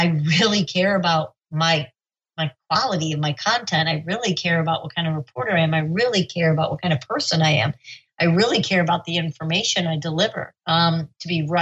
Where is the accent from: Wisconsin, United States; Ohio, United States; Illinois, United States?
Illinois, United States; Chicago; I grew up in Chicago